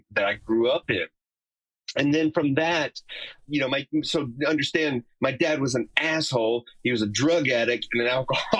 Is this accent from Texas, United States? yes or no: yes; Texas, United States; we're totally rednecks from Texas, man.